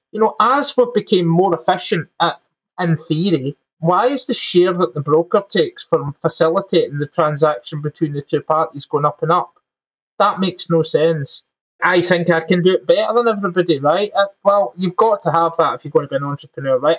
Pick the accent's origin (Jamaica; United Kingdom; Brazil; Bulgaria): United Kingdom; Glasgow, Scotland; moved away as an adult; also born or lived in England; now in Scotland, United Kingdom; Glaswegians, which is my hometown.